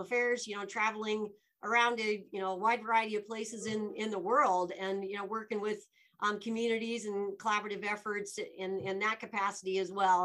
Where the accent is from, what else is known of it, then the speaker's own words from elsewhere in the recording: Laramie, Wyoming, United States; moved away as an adult; also born or lived in Dubois, Wyoming / Alaska / Washington, D.C.; now in Denver, United States; being born and raised in Wyoming